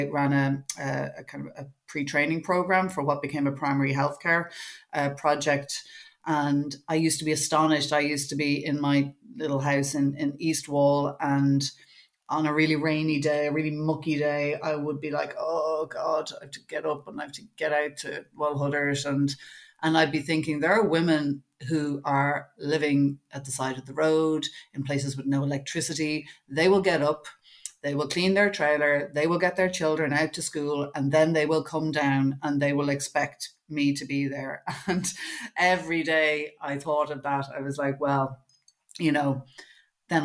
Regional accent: Dún Laoghaire, Leinster, Ireland; I grew up as well in Dunleary in the kind of 70s and 80s

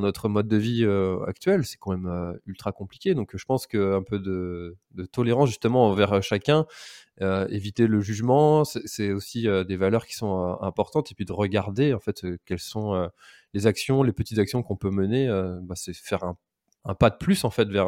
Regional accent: Brittany, France

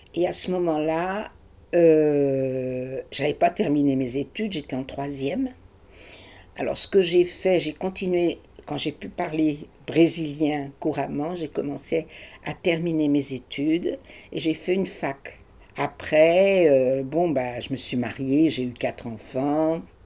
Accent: Paris, Île-de-France, France; moved away as an adult; also born or lived in Brazil / Germany; je suis née à Paris. Ma petite enfance a été à Paris, jusqu'à la guerre

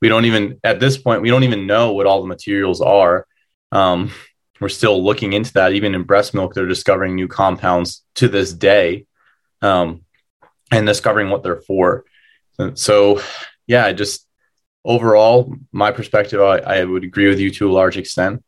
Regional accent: New Jersey, United States; where I grew up in New Jersey

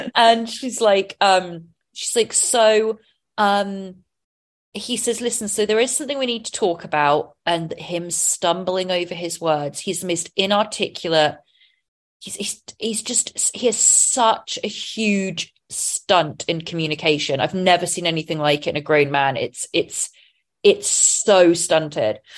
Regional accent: England, United Kingdom; being English

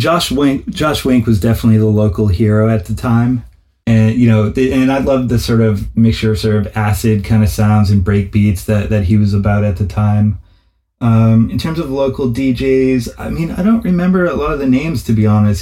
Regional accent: New Haven, Connecticut, United States; also born or lived in Boston, Massachusetts; I grew up in New Haven, Connecticut

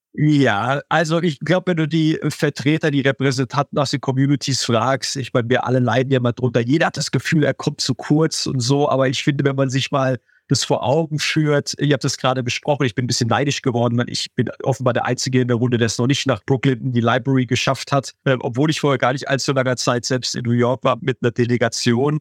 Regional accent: Heidelberg, Baden-Württemberg, Germany; ich bin in Heidelberg groß geworden

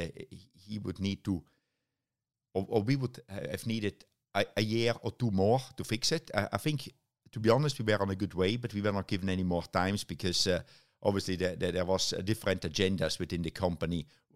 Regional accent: Germany; now in United Kingdom; Germany, actually. You know, it's very strange because the DTM team was only 2.5 hours drive from my hometown, but I stayed living in the UK.

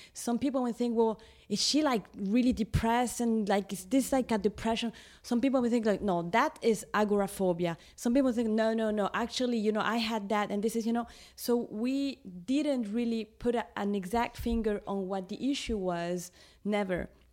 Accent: Lima, Peru; I was born in Lima in, in Peru. I'm Peruvian.

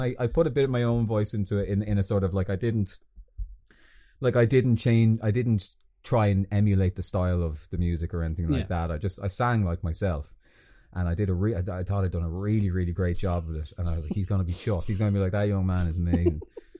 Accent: Balbriggan, Leinster, Ireland; moved away as an adult; I'm from Balbriggan, and even when I lived at home, getting there was a fucking nightmare

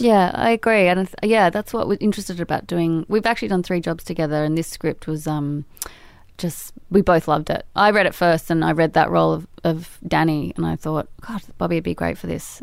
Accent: Sydney, New South Wales, Australia; moved away; We grew up in Balmain, which is sort of like an old drinking little village peninsula

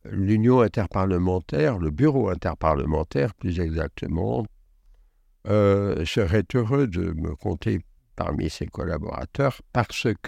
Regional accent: Algeria; also born or lived in Belgium; le début de mon enfance s'est déroulé en Belgique et davantage en Algérie. J'y suis né, j'ai été à l'école euh, enfantine en Belgique.

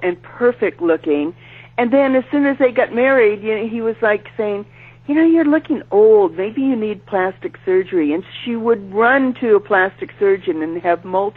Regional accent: San Francisco, California, United States; I'm not from that culture. I'm from San Francisco.

